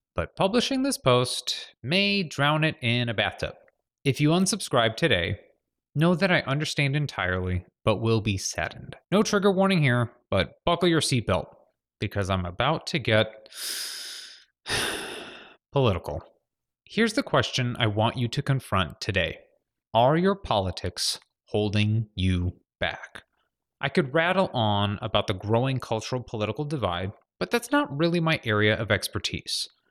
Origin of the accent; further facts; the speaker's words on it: Glenview, Illinois, United States; moved away as an adult; also born or lived in San Francisco / Los Angeles; My hometown of Glenview